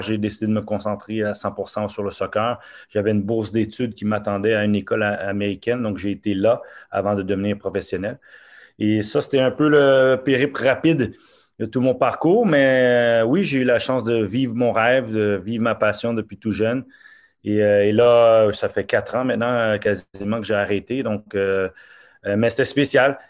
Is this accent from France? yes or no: no; Montreal, Quebec, Canada; also born or lived in Norway; je suis né à Montréal et euh, mes parents sont d'origine haïtienne